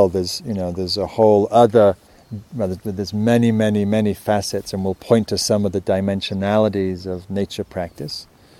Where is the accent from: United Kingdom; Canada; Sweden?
United Kingdom; England; now in United States; And I was coming from England. And in England, it's not that wild, as I mentioned.